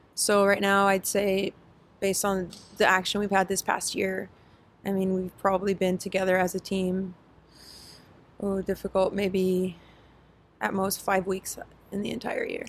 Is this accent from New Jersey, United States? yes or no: no; Santa Ana, California, United States; I grew up in in Orange County in Santa Ana